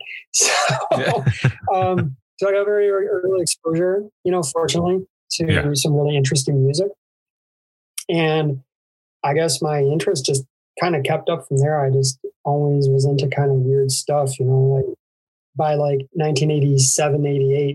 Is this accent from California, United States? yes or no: no; Syracuse, New York, United States; I grew up in Syracuse, New York, which was like a really big hub for hardcore music